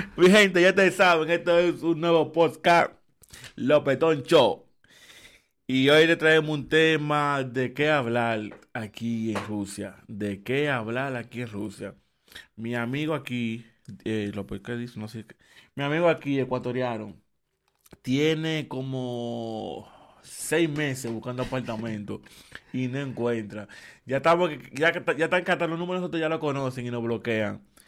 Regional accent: Dominican Republic; now in Barnaul, Russia; en Dominicana, en mi país, si tú eres extranjero, tú consigues apartamentos rápido

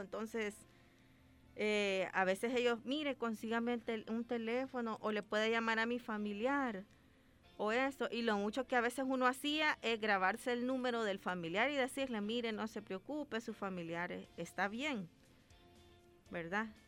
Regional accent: Ahuachapán, El Salvador; yo soy de Aguachapán

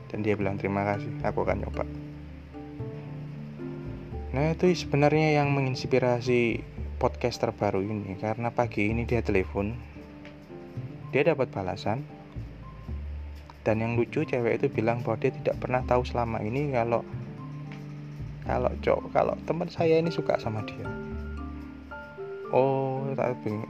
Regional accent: Surabaya, East Java, Indonesia; Sa saya orang Surabaya jadi guyonannya memang agak-agak hardcore gini

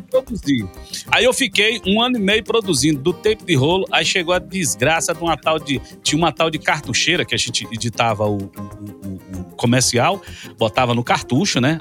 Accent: Porto Velho, Rondônia, Brazil; moved away as an adult; now in Goiás, Brazil; eu sou de Porto Velho, Rondônia, eu não sou nordestino, eu sou do norte do Brasil

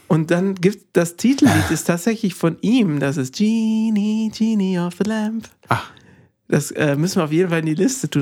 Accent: Bavaria, Germany; bei uns in Bayern

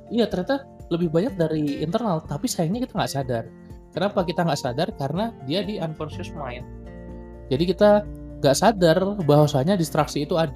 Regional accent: Medan, North Sumatra, Indonesia; now in Bandung, Indonesia; ini kan sekarang gua lagi di Medan itu di tempat gua emang sering mati lampu

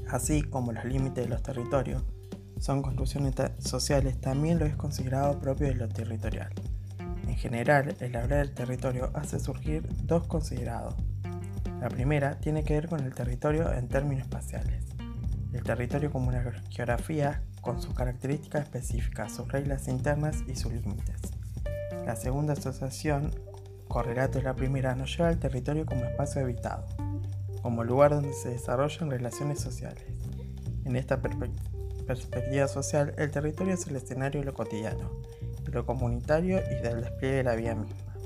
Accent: Albarellos, Santa Fe, Argentina; vivo en mi pueblo natal, Alvarellos, que se sitúa a 40 kilómetros de Rosario.

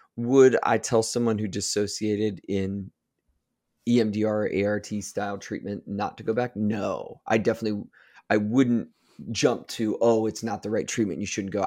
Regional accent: Ohio, United States; I'm from Ohio

